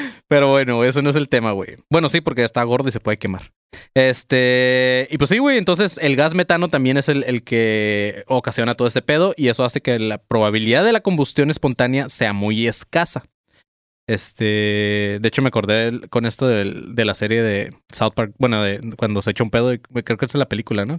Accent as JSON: {"language": "Spanish", "town": "Tijuana", "region": "Baja California", "country": "Mexico", "tie": "born or raised there", "also_born_or_lived": "Colima"}